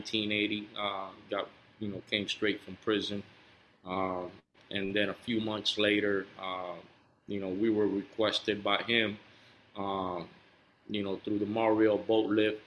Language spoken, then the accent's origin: English; Cuba; moved away; I was born in Cuba. My home was the underground liquor store and where the games took place.